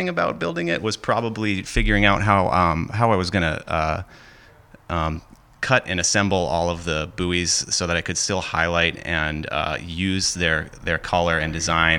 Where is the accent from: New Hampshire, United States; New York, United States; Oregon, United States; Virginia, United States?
New Hampshire, United States; Hampton Falls; I'm from Hampton Falls, New Hampshire.